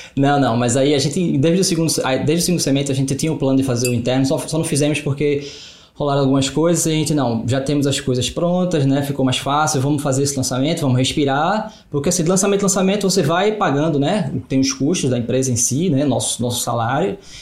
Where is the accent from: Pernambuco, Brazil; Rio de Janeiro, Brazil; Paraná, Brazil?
Pernambuco, Brazil; Recife; A gente é de Recife